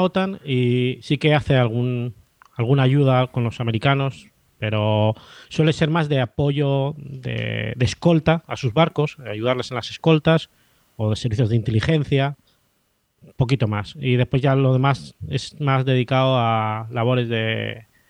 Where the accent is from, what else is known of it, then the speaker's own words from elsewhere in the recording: Zaragoza, Aragon, Spain; moved away as an adult; now in Jerez de la Frontera, Spain; donde nací, que es en Zaragoza, eso está en el interior, no hay mar